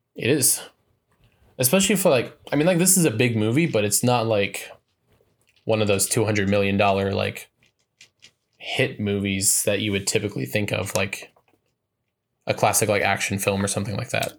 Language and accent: English; Montana, United States; my home state